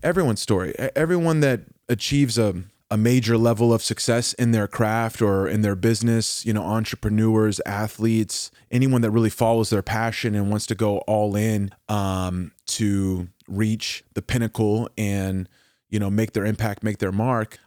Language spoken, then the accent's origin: English; Oklahoma, United States; I'm from Oklahoma